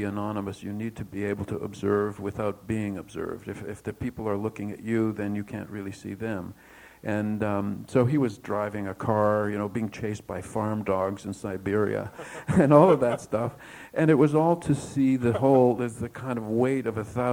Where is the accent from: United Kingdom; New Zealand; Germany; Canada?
Canada; Toronto, Ontario; Howard and I grew up together in Toronto